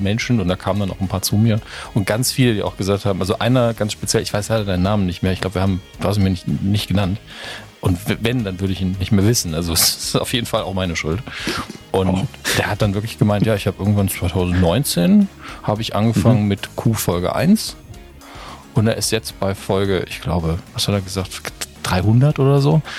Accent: Saarland, Germany; als Saarländer

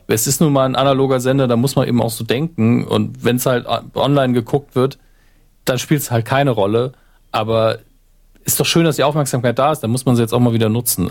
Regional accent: Saarland, Germany; meine Heimat, am nächsten im Saarland liegt

